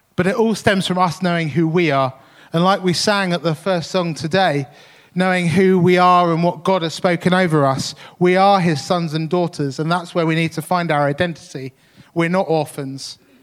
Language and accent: English; Tunbridge, South East England, United Kingdom; the church I grew up in in Tunbridge